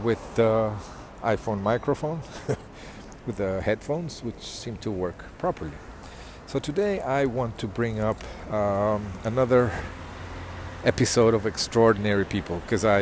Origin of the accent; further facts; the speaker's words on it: Mozambique; I grew up in Mozambique